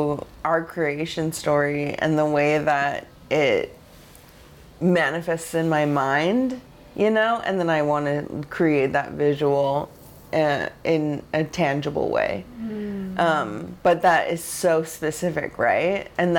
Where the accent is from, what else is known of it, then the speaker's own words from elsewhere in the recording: Pacific Northwest, United States; and I'm from the Northwest. We both lived in Portland